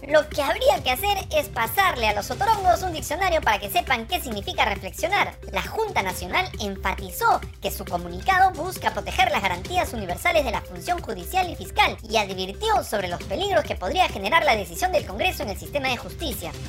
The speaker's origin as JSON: {"language": "Spanish", "region": "Cusco", "country": "Peru", "said": "Como cusqueños"}